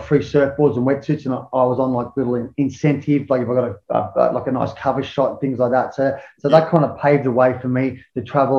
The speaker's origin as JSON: {"language": "English", "town": "Sydney", "region": "New South Wales", "country": "Australia", "tie": "born or raised there", "said": "And that's what our whole thing was like we grew up in that, you know what I mean?"}